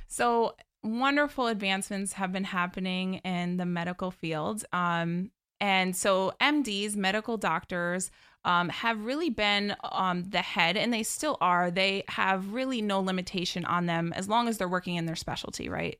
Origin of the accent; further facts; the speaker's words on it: right outside of Albany, New York, United States; born and raised in New York.